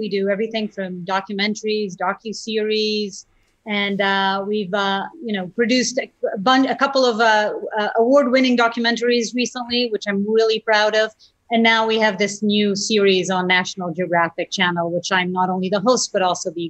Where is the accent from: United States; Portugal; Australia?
Portugal; I used to watch the nightly news show with my family growing up in Portugal.